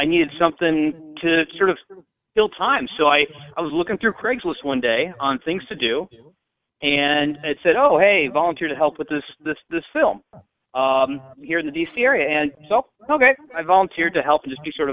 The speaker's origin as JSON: {"language": "English", "town": "Davenport", "region": "Iowa", "country": "United States", "tie": "born or raised there", "moved": "as an adult", "lives_now": "Washington, D.C., United States", "said": "There's a 250,000 people in my hometown of the Quad Cities"}